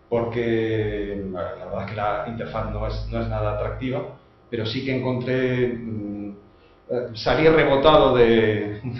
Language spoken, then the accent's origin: Spanish; France; now in Spain; yo que soy francés